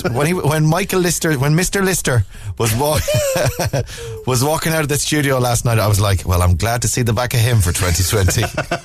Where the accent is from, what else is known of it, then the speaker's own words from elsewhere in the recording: Connacht, Ireland; and this is my own, like, you know, biased, obviously, because I'm from Mayo, yeah.